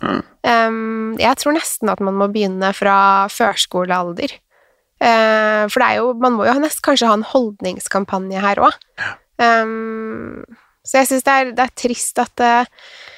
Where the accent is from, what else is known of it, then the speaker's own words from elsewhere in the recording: Norway; also born or lived in Sweden; jeg er norsk